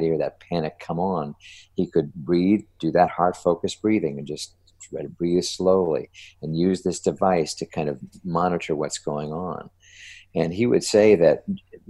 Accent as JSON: {"language": "English", "region": "New Jersey", "country": "United States", "said": "I'm from New Jersey, so I'm a Jersey boy."}